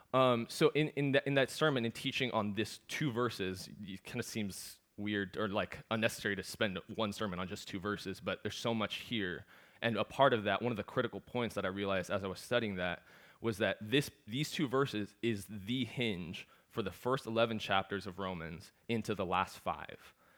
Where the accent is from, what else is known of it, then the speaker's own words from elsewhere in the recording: Seattle, Washington, United States; also born or lived in Galveston, Texas; I'm from Seattle